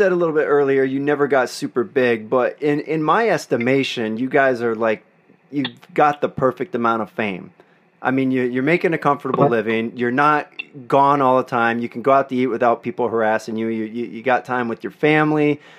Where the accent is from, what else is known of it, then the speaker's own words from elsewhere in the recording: Eastern Pennsylvania, United States; moved away as an adult; also born or lived in Pittsburgh, Pennsylvania; now in Los Angeles, United States; I live in Los Angeles now. I've been out here 20 years, and I'm probably biased about Pittsburgh. I only went to college here. I'm from Eastern Pennsylvania